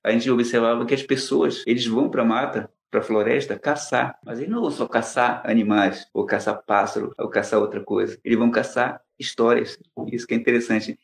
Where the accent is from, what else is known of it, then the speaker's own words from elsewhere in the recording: Amazonas, Brazil; moved away as an adult; also born or lived in São Paulo; Eu nasci no Amazonas, sou amazonense